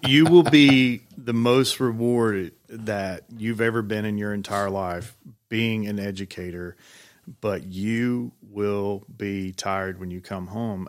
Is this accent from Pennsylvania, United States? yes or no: no; Georgia, United States; now in Tennessee, United States; I'm, uh, originally from Georgia